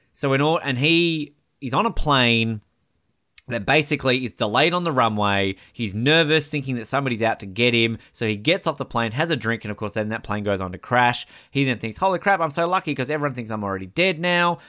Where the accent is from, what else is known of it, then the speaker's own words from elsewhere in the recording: Hobart, Tasmania, Australia; also born or lived in Queensland; I'm from Hobart